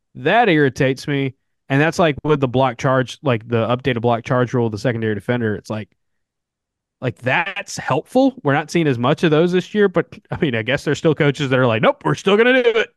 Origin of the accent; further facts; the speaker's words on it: the South, United States; accent: southern; I've almost always just lived in the South my entire life